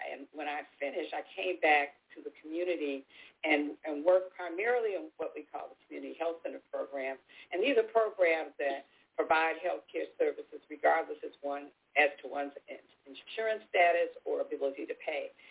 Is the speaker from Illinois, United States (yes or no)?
yes; Chicago, Illinois, United States; moved away as an adult; now in Texas, United States; I'm, I'm a native Chicagoan. Um, I'm second, third, third generation uh, uh, Chicagoan, and um, I uh, went to Chicago public schools